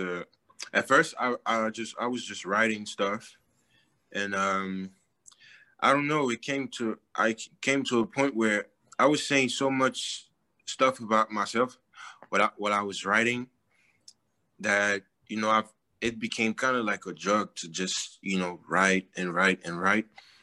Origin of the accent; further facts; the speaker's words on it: Paris, Île-de-France, France; also born or lived in Douala, Cameroon; I lived in Douala, but I was born in Paris, and like I stayed 4 years